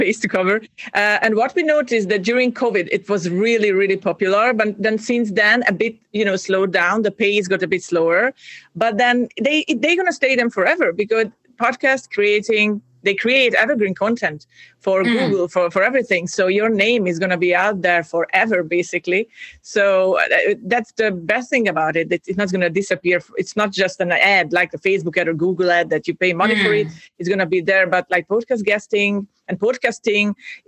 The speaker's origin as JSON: {"language": "English", "country": "Hungary", "tie": "born or raised there", "also_born_or_lived": "Budapest / Denmark / Ireland", "moved": "as an adult", "lives_now": "Cyprus", "said": "I was born and raised in Hungary"}